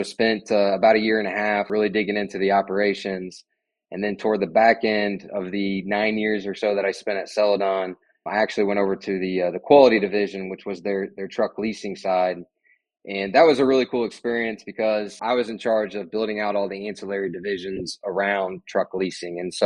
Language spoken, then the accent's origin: English; Indianapolis, Indiana, United States; I'm a born and raised Hoosier. I've lived here in Indianapolis my entire life